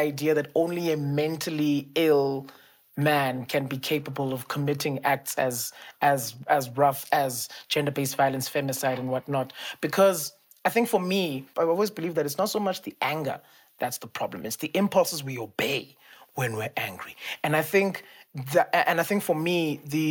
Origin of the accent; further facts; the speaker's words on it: South Africa; us as a South African society